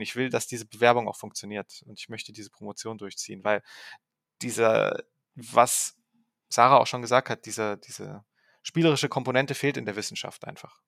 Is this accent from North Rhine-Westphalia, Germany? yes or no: no; Saarbrücken, Saarland, Germany; now in Ravensburg, Germany; Ich bin aufgewachsen in Saarbrücken